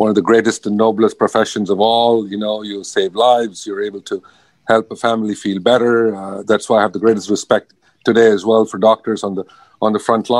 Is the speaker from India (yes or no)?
yes; South India, India; now in Los Angeles, United States; I'm from India. I'm from the southern part of India